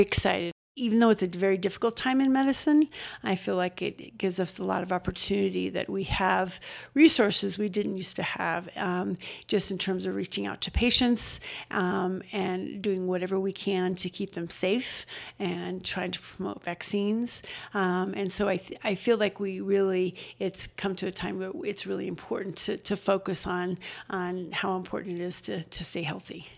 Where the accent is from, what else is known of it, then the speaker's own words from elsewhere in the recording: Denver, Colorado, United States; now in Estes Park, United States; I grew up in Denver